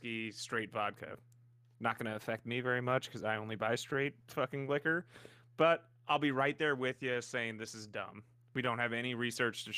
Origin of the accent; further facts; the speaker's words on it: St. Louis, Missouri, United States; I'm from St. Louis